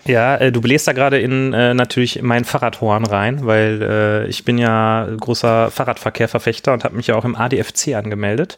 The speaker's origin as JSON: {"language": "German", "area": "near Gelsenkirchen", "region": "North Rhine-Westphalia", "country": "Germany", "tie": "born or raised there", "said": "ich bin äh, in der Nähe von Gelsenkirchen aufgewachsen"}